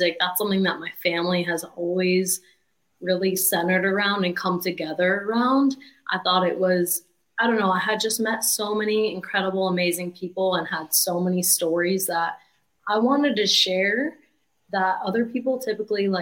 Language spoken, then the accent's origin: English; New Port Richey, Florida, United States; I'm from Newport Richey, which is about 45 minutes of Tampa